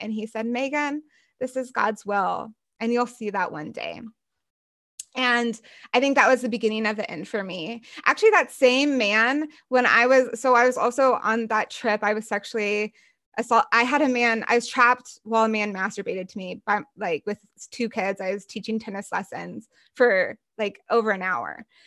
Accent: United States; growing up in the United States, in the white evangelical conservative church

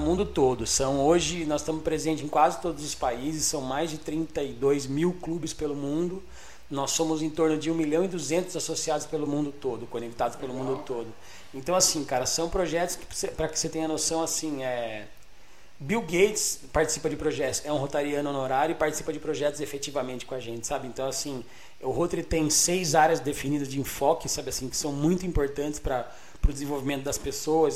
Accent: Botucatu, São Paulo, Brazil; eu nasci em São Paulo, né? na Bela Vista, eu vim para Botucatu em 1989

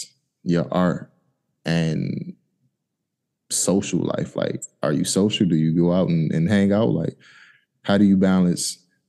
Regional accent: United States; You know, even though you're from Haiti, I'm from America.

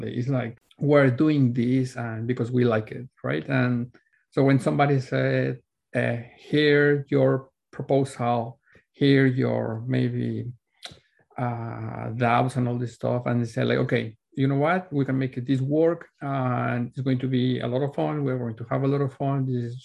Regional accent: Mexico City, Mexico; moved away as an adult; now in Vancouver, Canada; I was born and raised in Mexico City.

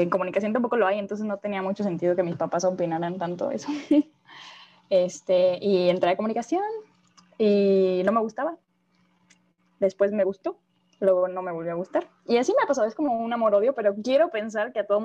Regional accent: Mexico; Ah, nací en México, soy de México y resido en México.

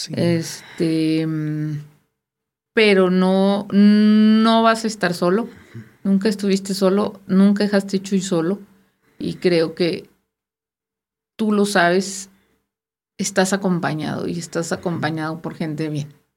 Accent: Sinaloa, Mexico; moved away; yo soy sinaloense

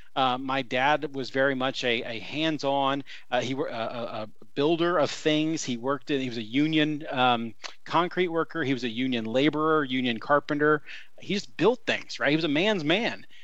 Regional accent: Columbus, Indiana, United States; I grew up in Southern Indiana, Columbus, uh, to be specific

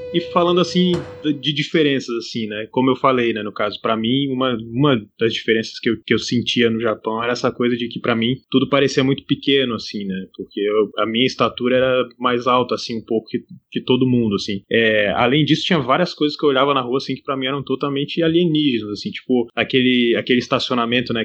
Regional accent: Brazil; Lá de onde eu venho no Brasil

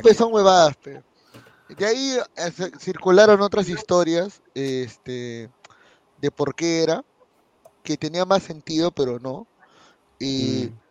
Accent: Peru; como buenos peruanos

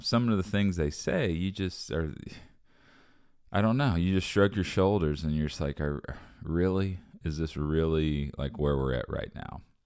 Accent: United States; as an American

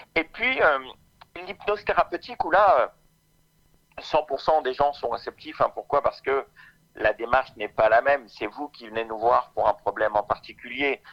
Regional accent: Orléans, Centre-Val de Loire, France; je suis d'Orléans

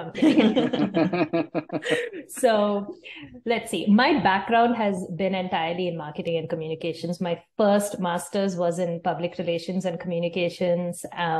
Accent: South India, India; moved away as an adult; now in Kelowna, Canada; we are from the southern part of India, and we really missed the food that we grew up with.

